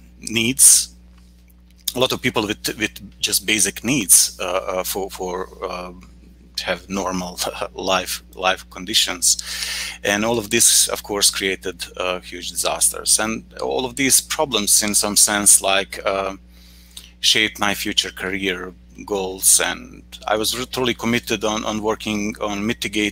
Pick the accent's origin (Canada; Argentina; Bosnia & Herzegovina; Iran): Bosnia & Herzegovina; I'm coming from Bosnia and Herzegovina